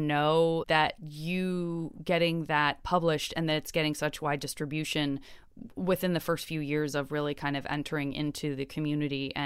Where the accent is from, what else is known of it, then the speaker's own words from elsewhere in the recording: a city in Arizona, United States; I'm from a city in Arizona that like there's only one other city that's you can get to in 2 hours and it's Phoenix.